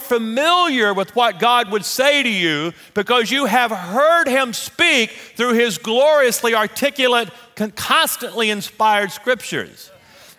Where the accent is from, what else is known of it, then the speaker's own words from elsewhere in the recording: Louisiana, United States; moved away as an adult; also born or lived in Shreveport, Louisiana / Amarillo, Texas; we're Louisiana people